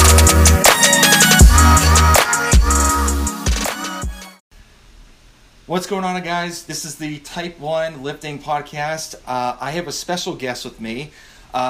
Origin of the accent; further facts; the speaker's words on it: Massachusetts, United States; moved away as an adult; now in Georgia, United States; I'm originally from Massachusetts and we moved down here